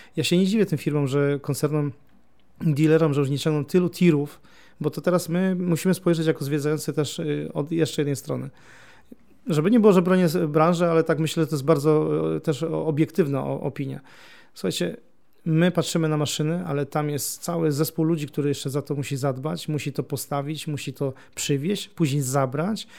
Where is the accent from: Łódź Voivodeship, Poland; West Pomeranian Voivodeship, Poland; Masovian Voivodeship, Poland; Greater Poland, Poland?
Greater Poland, Poland; near Gniezno; ja pochodzę spod Gniezna